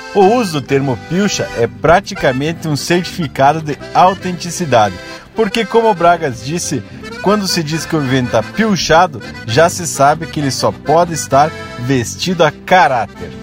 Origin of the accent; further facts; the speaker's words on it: Ibiaçá, Rio Grande do Sul, Brazil; also born or lived in Blumenau, Santa Catarina / southern Santa Catarina; now in Santa Catarina, Brazil; eu fui criado lá em Biaçá ouvindo e aprendendo muitos termos do dialeto que foram se misturando ao português.